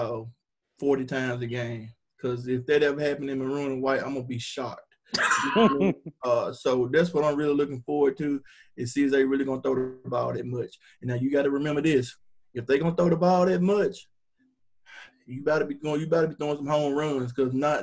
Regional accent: Hernando, Mississippi, United States; I'm from Hernando

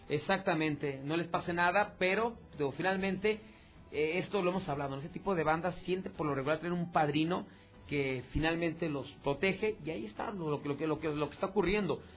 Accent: Mexico; also born or lived in Aguascalientes; como mexicano

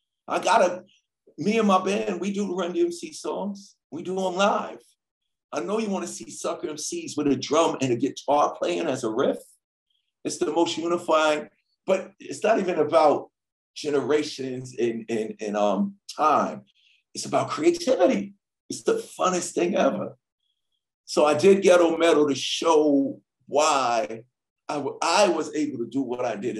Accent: New York City, New York, United States; I grew up in Hollis, Queens, New York.

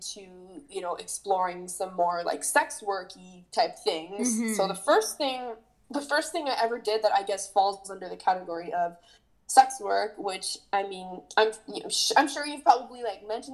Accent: Montreal, Quebec, Canada; I'm born and raised in Montreal

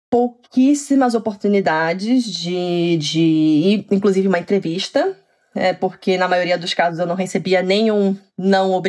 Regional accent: São Paulo, Brazil; now in Oslo, Norway; assim que eu me mudei, que eu vim de São Paulo, que é uma cidade enorme, né?

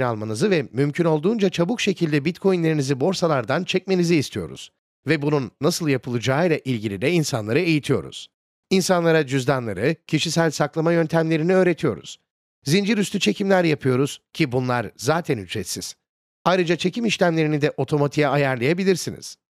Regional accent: United States; benim memleketim olan Amerika Birleşik Devletleri'nde

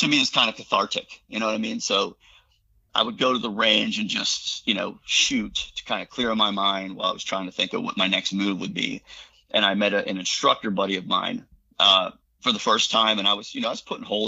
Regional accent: Pennsylvania, United States; I was born in Pennsylvania, so it's just in our blood

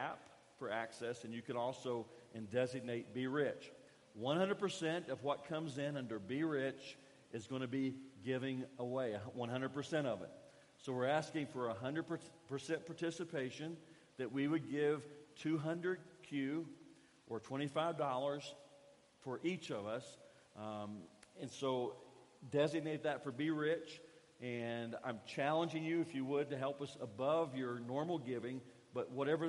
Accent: Kentucky, United States; moved away as an adult; now in Guatemala; I grew up in Kentucky, and a big thing that I enjoyed in Kentucky, because I got it on a daily basis, was biscuits

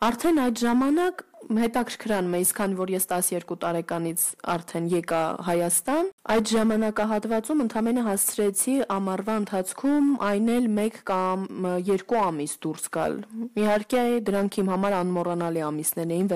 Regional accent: Istanbul, Turkey; now in Armenia; ես մեծացել եմ այնտեղ

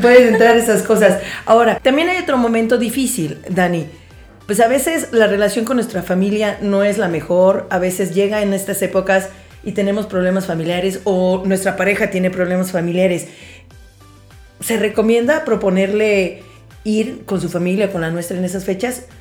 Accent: Mexico; como buenos mexicanos que somos

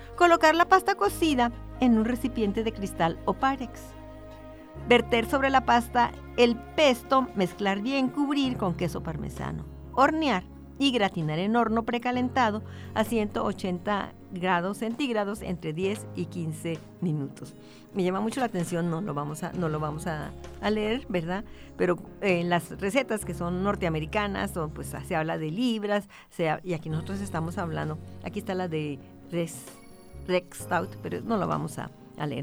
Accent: Ciudad Juárez, Chihuahua, Mexico; es de mi tierra, son los burritos juarenses

